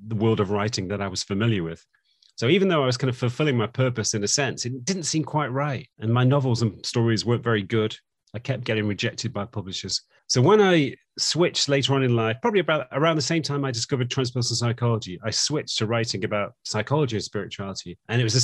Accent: Manchester, North West England, United Kingdom; moved away; I was born in Manchester in the UK, and that's where I lived away for quite a long time. But I came back to Manchester

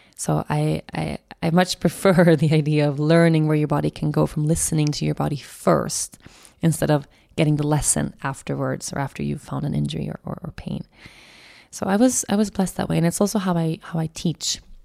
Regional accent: an island outside of Stockholm, Stockholm County, Sweden; the island where I grew up outside of Stockholm

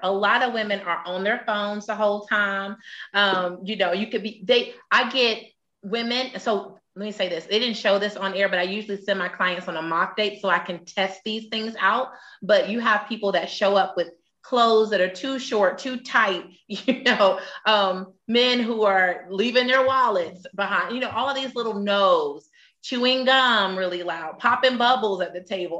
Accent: Atlanta, Georgia, United States; born or raised there

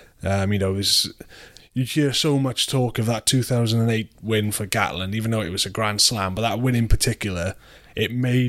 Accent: Wales, United Kingdom; You know, those are the wins as it growing up in Wales, my generation.

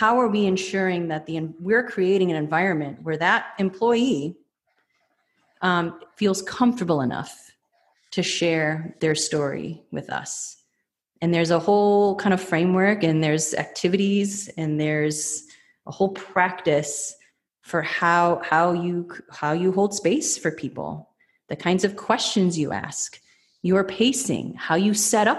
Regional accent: Mesquite, Texas, United States; I'm an employer from Mesquite, Texas, who does rodeos all day long.

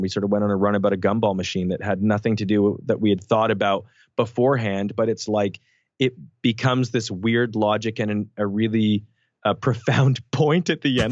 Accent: Canada; we grew up in Canada

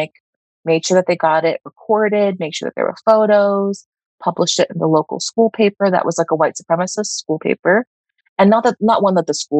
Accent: United States; As an Indian American who was part of the diaspora, who has some family in the U.S.

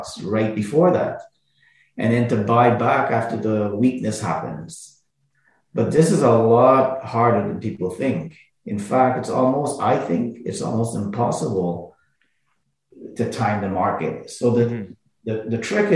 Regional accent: Montreal, Quebec, Canada; I grew up in Montreal

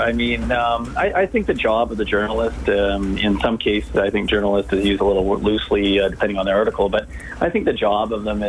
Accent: Canada; You know, as a Canadian, I see our medal count rising.

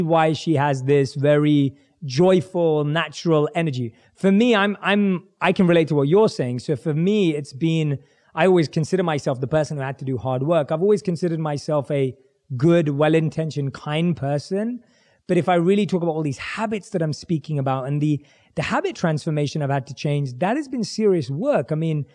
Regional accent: London, United Kingdom; born and raised in London

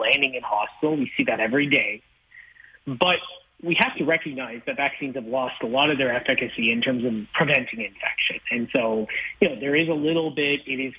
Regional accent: London, Ontario, Canada; I grew up in London, Ontario

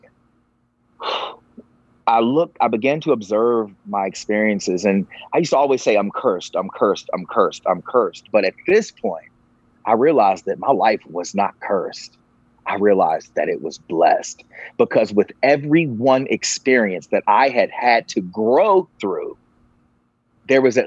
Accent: Virginia, United States; I grew up in the Bible Belt of Virginia

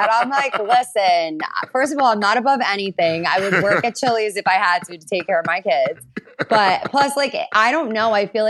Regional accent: Long Island, New York, United States; Like, I'm from Long Island. I grew up with like a bunch of my girlfriends.

